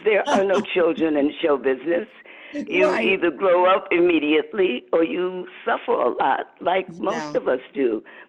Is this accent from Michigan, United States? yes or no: yes; Muskegon, Michigan, United States; I was born in 1946 in Western Michigan, in Muskegon, Michigan